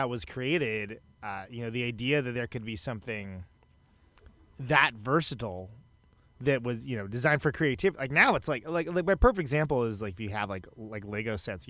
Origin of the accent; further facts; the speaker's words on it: Oakland, California, United States; now in Wisconsin, United States; I'm from Oakland, but I live in Wisconsin